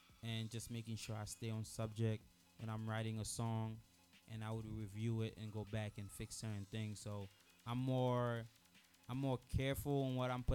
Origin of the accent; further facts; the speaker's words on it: Haiti; now in United States; I was born in Haiti. I was born in Lil Gan, and then inside Lil Gan, I was born in a small town called Bena. I came to America in April 2007